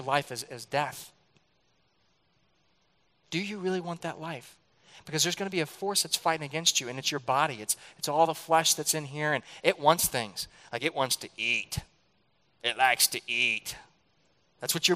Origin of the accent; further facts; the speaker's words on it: St. Louis, Missouri, United States; I grew up in St. Louis